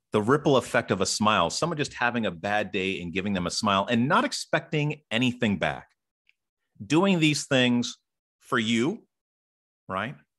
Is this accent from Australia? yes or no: no; Ottawa, Ontario, Canada; I am from Ottawa, Ontario